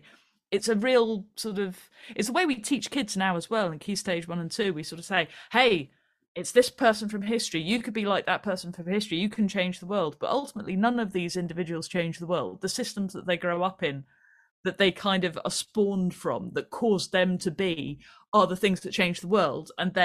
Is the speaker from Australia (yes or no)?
no; United Kingdom; I mean, there's a lot to be ashamed about being British